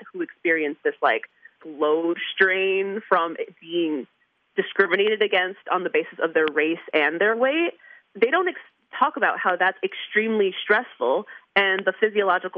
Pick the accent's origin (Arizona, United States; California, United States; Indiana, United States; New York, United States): New York, United States; moved away; I'm from New York